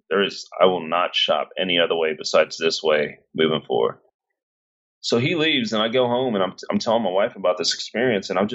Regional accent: Cedar Hill, Texas, United States; I was raised in Cedar Hill, very middle class company

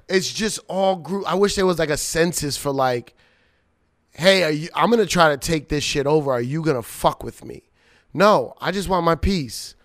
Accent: Long Island, New York, United States; I went to high school in Long Island

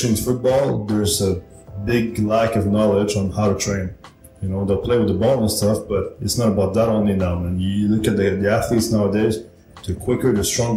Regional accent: Montreal, Quebec, Canada; moved away; I'm Canadian

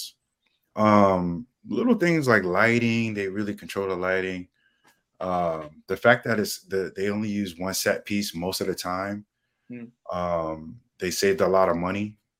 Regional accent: United States; New York, New Jersey area

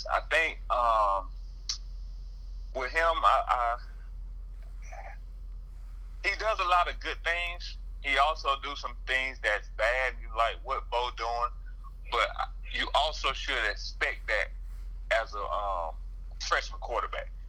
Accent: Georgia, United States; I'm from Georgia.

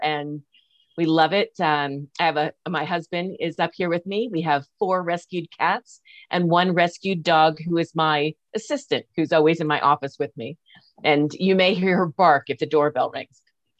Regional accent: East Coast, United States; now in Reno, United States; Yeah, I'm originally from the East Coast and moved out to California in 1991.

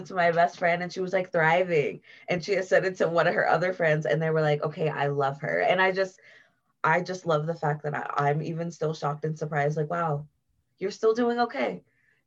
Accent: Columbus, Ohio, United States; moved away as an adult; also born or lived in Cleveland, Ohio; now in Denver, United States; I'm from Ohio. So I lived in Columbus, like most of the beginning of my life. I was born in Cleveland

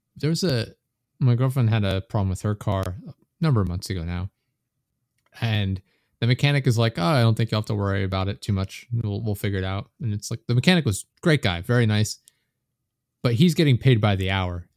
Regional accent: United States; I'm American

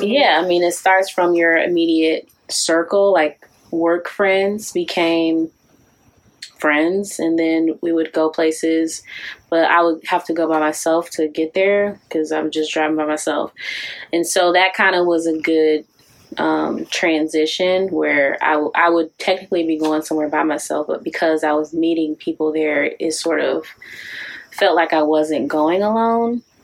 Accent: Detroit, Michigan, United States; also born or lived in Kentucky; originally from Detroit, but I went away to school

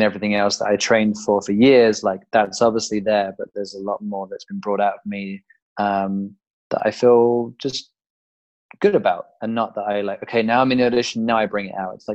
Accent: England, United Kingdom; moved away as an adult; now in United States

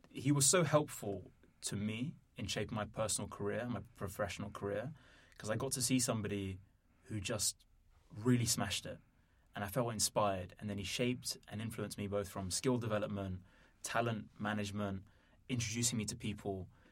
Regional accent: London, United Kingdom; also born or lived in Netherlands; I was born in London, grew up here, also lived in the Netherlands.

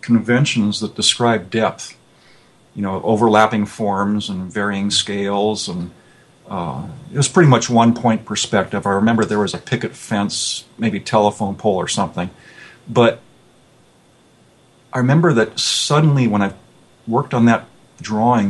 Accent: Los Angeles, California, United States; I was born in San Fernando Valley, out here in California, and raised there. And today I live about 40 miles away, so I've never really left the area.

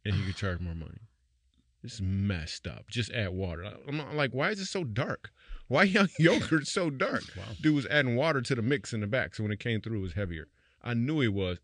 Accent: Grand Rapids, Michigan, United States; moved away; my hometown of Grand Rapids

